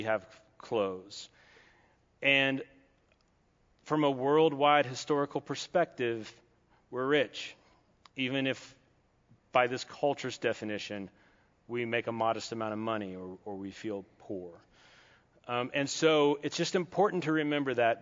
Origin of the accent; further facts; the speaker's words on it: Kentucky, United States; I'm from Kentucky.